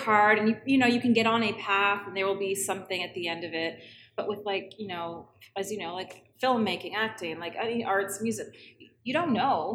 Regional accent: Toronto, Ontario, Canada; also born or lived in Scarborough / Thornhill; I grew up in Toronto and Ontario

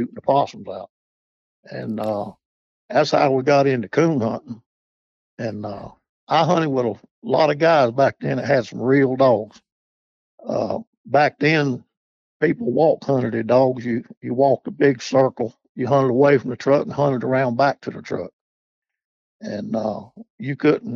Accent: Charlotte, North Carolina, United States; I was born in Charlotte, North Carolina, 78 years ago. And I was a city boy

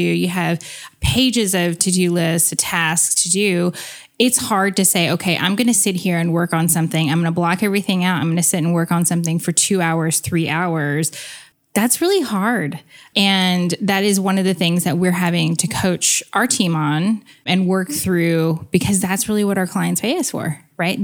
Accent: United States; being half American

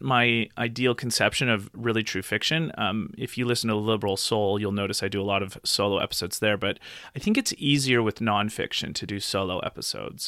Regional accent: Nelson, British Columbia, Canada; also born or lived in Calgary, Alberta; now in Nelson, Canada; back to my hometown of Nelson Bridge, Columbia

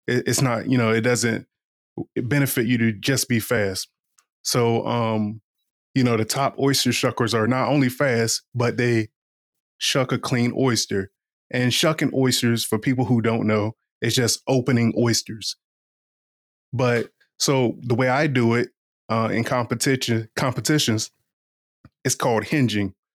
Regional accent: Eastern Shore of Virginia, United States; moved away; also born or lived in Washington, D.C.; I'm from the Eastern Shore of Virginia

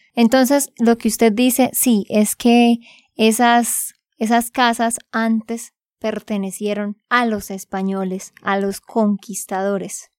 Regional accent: Santander, Colombia; de Santander, Colombia

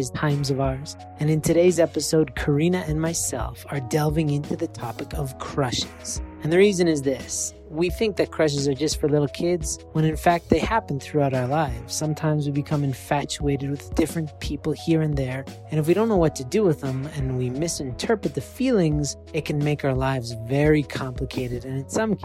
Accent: Canada; I'm from Canada

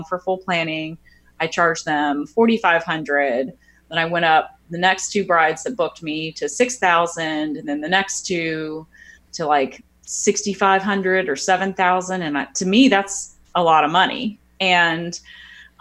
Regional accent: Florida, United States; now in New Orleans, United States; I'm not from New Orleans originally. I'm from Florida.

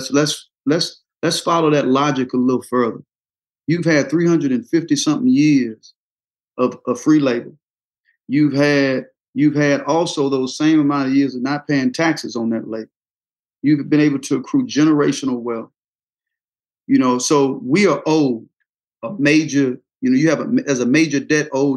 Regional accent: the South, United States; growing up in the South

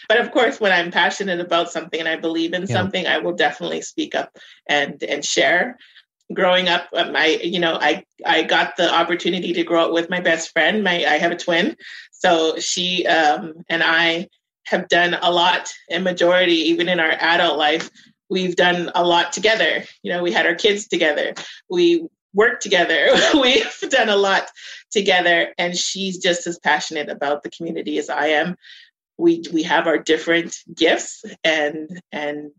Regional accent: Winnipeg, Manitoba, Canada; I'm from Winnipeg. I'm proud of being from here. I grew up in the North End for most of my childhood, and then I moved to St. Vital.

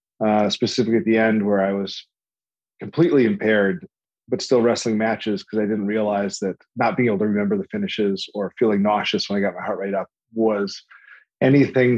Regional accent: just outside Chicago, Illinois, United States; moved away as an adult; I grew up just outside Chicago as a three-sport athlete

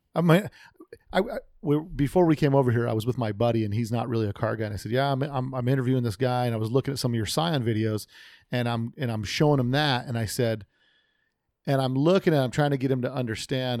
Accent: United States; I grew up American, America. Amer- my parents were immigrants, but I'm American.

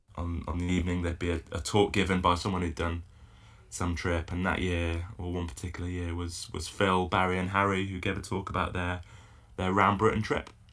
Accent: Isle of Man; now in Falmouth, United Kingdom; I grew up paddling in the Isle of Man

